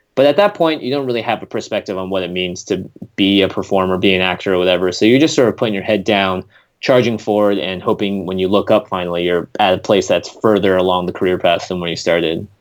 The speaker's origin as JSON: {"language": "English", "town": "Seattle", "region": "Washington", "country": "United States", "tie": "born or raised there", "also_born_or_lived": "Vermont", "moved": "as an adult", "lives_now": "Los Angeles, United States", "said": "I'm a Seattle born and bred kid. I grew up in the Pacific Northwest in Washington"}